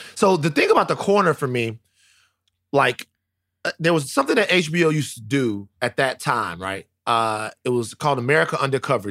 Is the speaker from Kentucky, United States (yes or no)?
no; Baton Rouge, Louisiana, United States; I'm growing up in South Baton Rouge